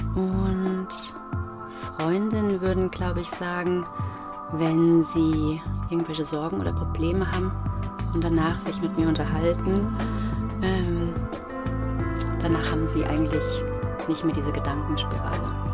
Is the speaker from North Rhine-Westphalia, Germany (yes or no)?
no; Gau-Bischofsheim, Rhineland-Palatinate, Germany; also born or lived in Mainz; Ich bin auch in Gobischafsheim zur Schule gegangen und es war sehr heimisch